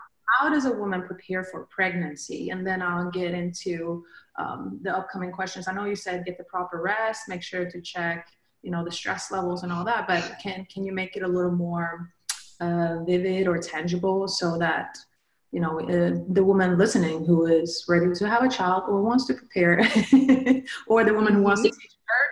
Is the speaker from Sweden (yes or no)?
yes; Sweden; moved away as an adult; now in United States; I grew up in Sweden